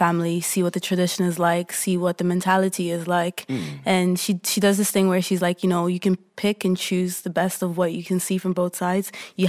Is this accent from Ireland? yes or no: yes; Offaly, Leinster, Ireland; born or raised there; also born or lived in Nigeria / Dublin, Ireland